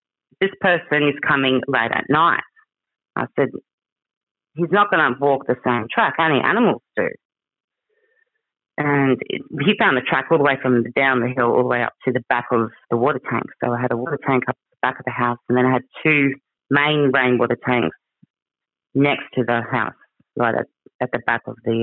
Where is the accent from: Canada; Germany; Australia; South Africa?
Australia; Cow Bay, Queensland; I grew up in the Daintree. I grew up in Cow Bay.